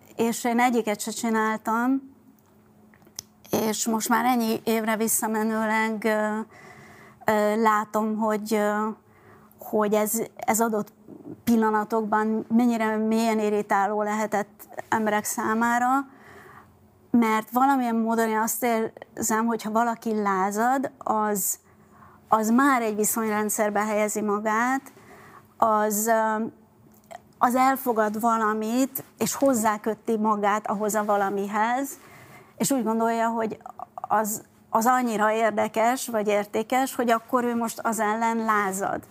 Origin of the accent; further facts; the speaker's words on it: Budapest, Hungary; first language Hungarian; also born or lived in France; Budapesten születtem, az az- úgy éreztem, amikor én ott álltam Budapest közepén két év, ö, Franciaország után, hogy ez az én városom, ez az én hazám, ez az én anyanyelvem